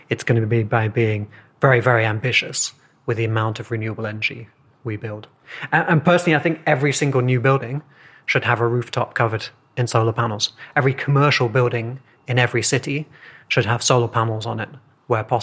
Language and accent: English; England, United Kingdom; I'm from England